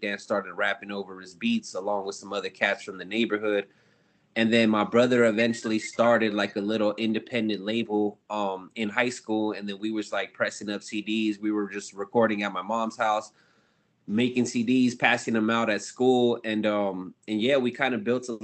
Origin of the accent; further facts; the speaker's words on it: Ontario, California, United States; I'm from Ontario, California, which is just outside of LA County